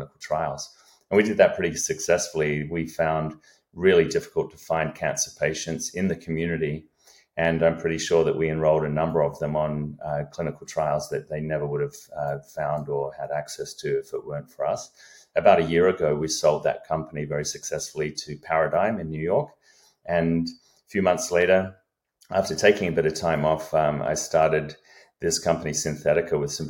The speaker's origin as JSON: {"language": "English", "country": "Australia", "tie": "born or raised there", "moved": "as an adult", "lives_now": "United States", "said": "I'm an Australian by upbringing, have been in the US for a few decades here, came over on an athletic scholarship to college"}